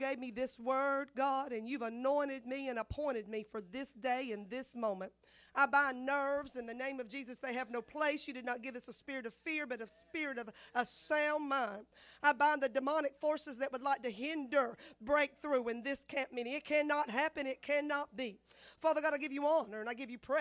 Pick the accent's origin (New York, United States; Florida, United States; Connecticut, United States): Florida, United States; I know I'm from Florida. I got an accent.